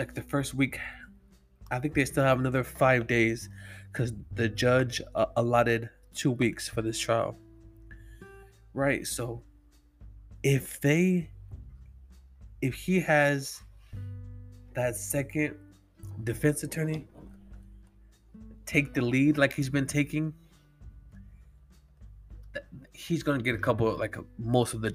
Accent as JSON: {"language": "English", "region": "California", "country": "United States", "said": "I'm from California, so that wouldn't even be like an issue, cause our gun laws are so strict here in California"}